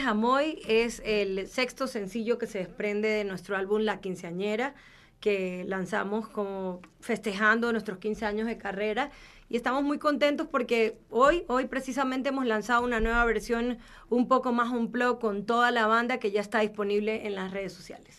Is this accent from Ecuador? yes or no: yes; Guayaquil, Guayas, Ecuador; nosotros venimos de Guayaquil, que es como que la ciudad caliente de Ecuador